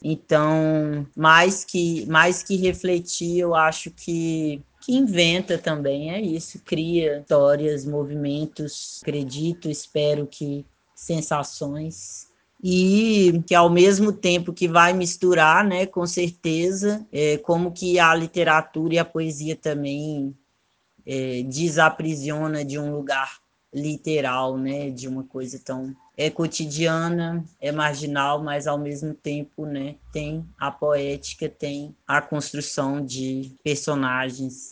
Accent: Sete Lagoas, Minas Gerais, Brazil; also born or lived in Belo Horizonte; Eu nasci em BH, mas fui criado em Sete Lagoas

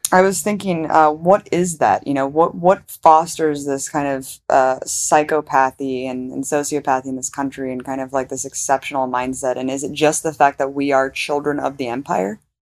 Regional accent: United States; Because I'm American, I grew up in America

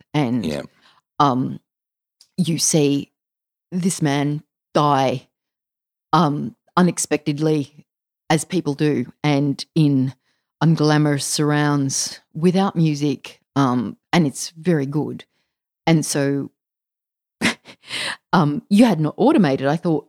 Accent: Mullumbimby, New South Wales, Australia; Yeah, all the men in my family surf too, because I grew up in Mullumbimby.

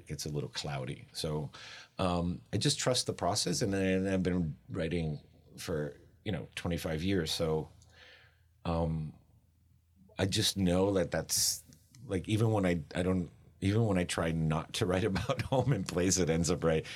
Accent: Miami, Florida, United States; I grew up in Miami

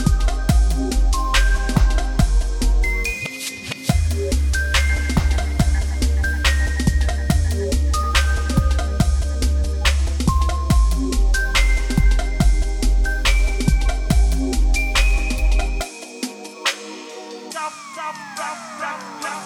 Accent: United States; As an American

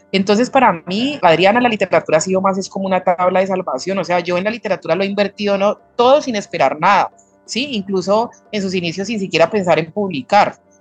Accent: Pereira, Risaralda, Colombia; now in Cali, Colombia; yo no soy de Cali, vivía en una ciudad un poco más fría que es Pereira, Rizaralda, acá en Colombia

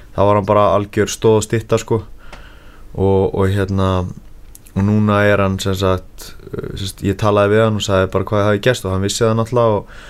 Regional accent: Iceland; ég er frá Íslandi og ég er að æfa með Gunnar Nelson

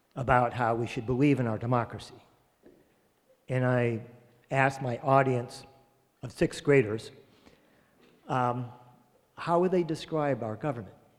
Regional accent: Massachusetts, United States; I'm from Massachusetts

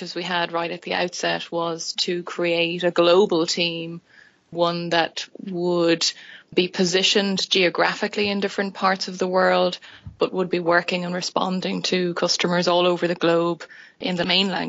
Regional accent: Dublin, Leinster, Ireland; moved away as an adult; now in Oklahoma City, United States; I am from Dublin. Dublin, Irish born and bred, and have lived the majority

